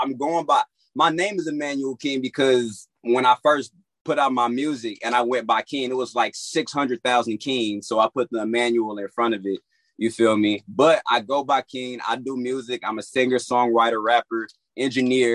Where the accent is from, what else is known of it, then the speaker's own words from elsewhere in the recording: Florida, United States; now in Los Angeles, United States; I was born out here in Los Angeles, and then I was raised in Florida, and then came back out here to Los Angeles